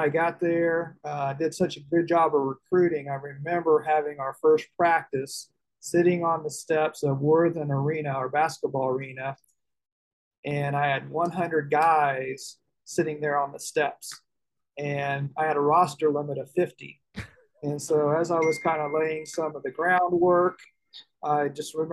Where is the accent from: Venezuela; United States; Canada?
United States; Indianapolis, Indiana; moved away as an adult; growing up in Indianapolis, I grew up as the oldest of six